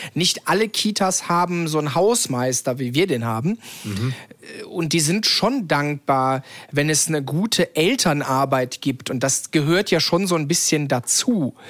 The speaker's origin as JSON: {"language": "German", "town": "Cologne", "region": "North Rhine-Westphalia", "country": "Germany", "said": "komme ich ja aus Köln"}